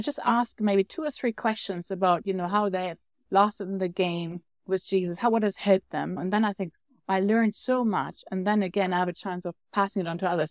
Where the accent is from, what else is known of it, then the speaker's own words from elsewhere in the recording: Germany; I'm from Germany.